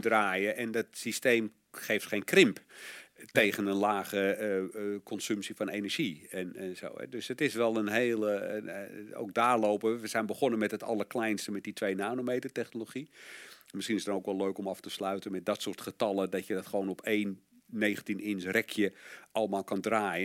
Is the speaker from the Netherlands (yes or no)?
yes; Netherlands; als Nederlander